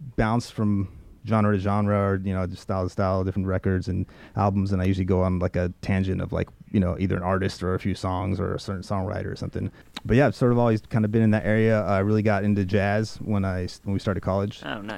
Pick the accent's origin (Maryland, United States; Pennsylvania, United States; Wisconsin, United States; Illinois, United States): Maryland, United States; Harford County; when I came to the States uh, in the 90s, my hometown was in, at that point is Maryland in uh, Harford, Harford, County, Maryland.